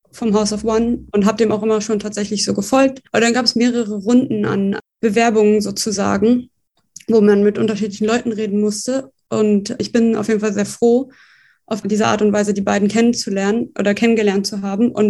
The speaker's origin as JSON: {"language": "German", "region": "Berlin", "country": "Germany", "tie": "born or raised there", "said": "geboren in Berlin und auch aufgewachsen hier. Also ich bin die einzige Berlinerin, das ist mir immer wichtig."}